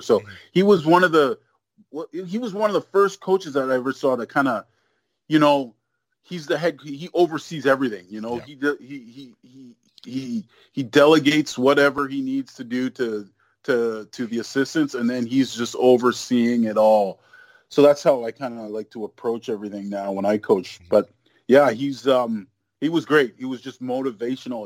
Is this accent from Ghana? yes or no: no; Canada; also born or lived in Nigeria; I was born in Nigeria, so mm-hmm. I came to Canada when I was, you know, a year old.